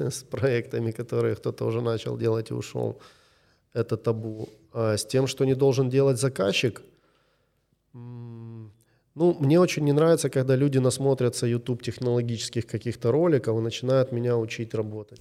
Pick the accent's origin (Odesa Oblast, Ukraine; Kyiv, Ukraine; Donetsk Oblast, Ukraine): Kyiv, Ukraine; Я из Киева